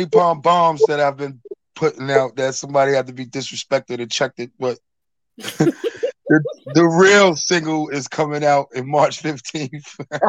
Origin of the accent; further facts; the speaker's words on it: South Huntington, New York, United States; I'm from South Huntington. I'm from Long Island.